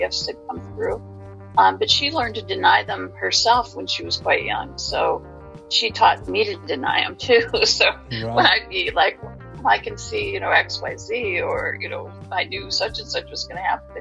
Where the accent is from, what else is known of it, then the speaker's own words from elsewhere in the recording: Detroit, Michigan, United States; moved away as an adult; now in Massachusetts, United States; I'm from the Midwest originally. I grew up around Detroit, Michigan, and came out here about 30 plus years ago now